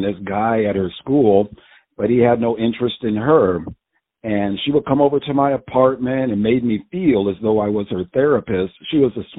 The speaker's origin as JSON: {"language": "English", "area": "Long Island", "region": "New York", "country": "United States", "said": "I'm from Long Island, New York"}